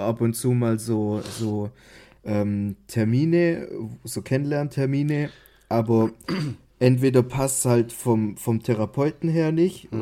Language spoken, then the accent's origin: German; Baden-Württemberg, Germany; ich als Schwabe